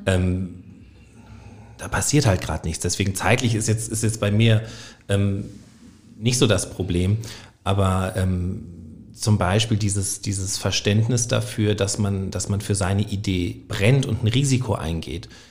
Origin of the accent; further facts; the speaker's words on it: Northern Germany, Germany; moved away as an adult; now in Trier, Germany; als äh, gebürtiger Norddeutscher, der Hochdeutsch spricht